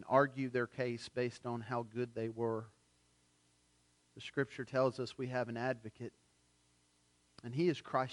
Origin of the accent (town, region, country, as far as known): United States